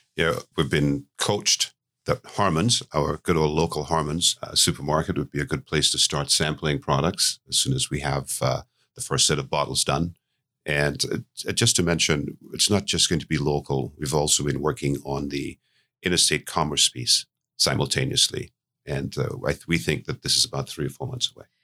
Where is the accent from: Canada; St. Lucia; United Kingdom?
St. Lucia; moved away; I was born in Saint Lucia, which is where the business originated from